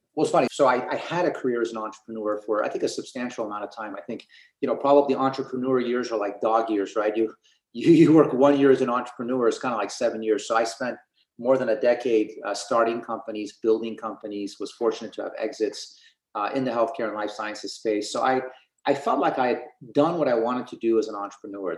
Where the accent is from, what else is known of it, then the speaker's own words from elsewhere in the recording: Portland, Oregon, United States; growing up in Portland, Oregon, to go to excellent public schools